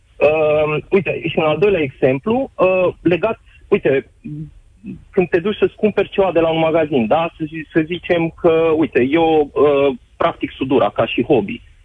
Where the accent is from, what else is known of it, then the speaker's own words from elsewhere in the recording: Romania; moved away as an adult; now in Belgium; Nouă românilor